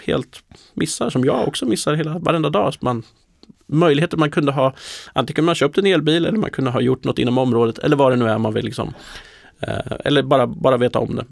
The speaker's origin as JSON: {"language": "Swedish", "region": "Närke", "country": "Sweden", "tie": "born or raised there", "moved": "yes", "said": "Jag är från Närke från början"}